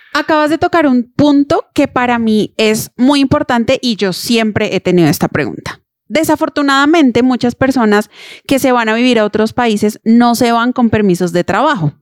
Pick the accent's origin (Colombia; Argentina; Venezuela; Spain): Colombia; somos colombianos